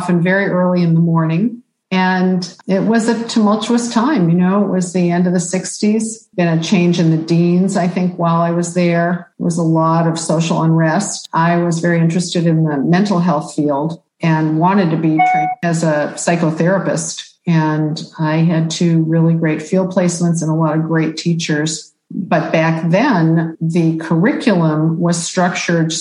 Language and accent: English; Detroit, Michigan, United States; I grew up in Detroit, And I lived there